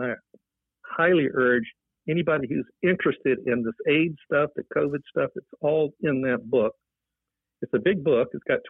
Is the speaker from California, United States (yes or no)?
no; North Chicago, Illinois, United States; moved away as an adult; now in San Francisco Bay Area, United States; I moved from Chicago, North Chicago, Illinois, to the San Francisco Bay Area in September of 1980.